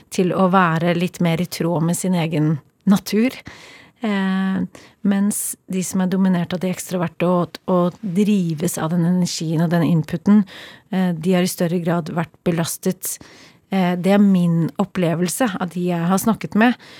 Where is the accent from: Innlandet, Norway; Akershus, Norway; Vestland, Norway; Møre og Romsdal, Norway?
Akershus, Norway; Kolbotn; Jeg har vokst opp på Kolbotn. Eh, et lite, men veldig fint sted utenfor Oslo.